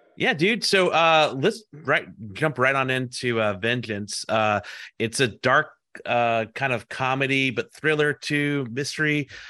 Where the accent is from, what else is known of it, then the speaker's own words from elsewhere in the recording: United States; also born or lived in South Carolina / New Orleans, Louisiana / New York (family); I grew up in South Carolina and New Orleans